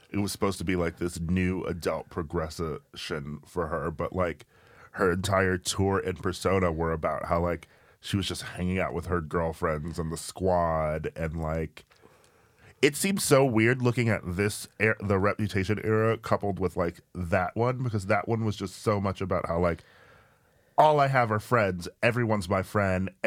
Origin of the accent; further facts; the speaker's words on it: the South, United States; I grew up like in the South.